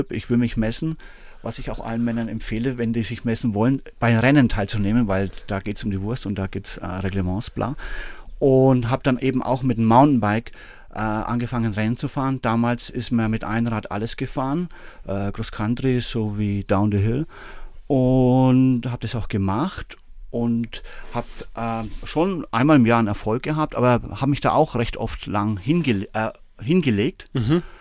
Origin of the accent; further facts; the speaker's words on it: Bamberg, Bavaria, Germany; Und dann eben 88 habe ich da in Bamberg, wo ich herkomme, jemand kennengelernt